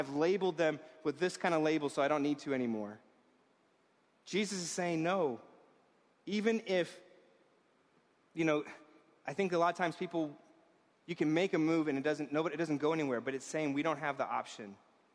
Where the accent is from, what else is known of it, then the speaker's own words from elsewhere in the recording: New York, United States; I was raised in this town as a New Yorker.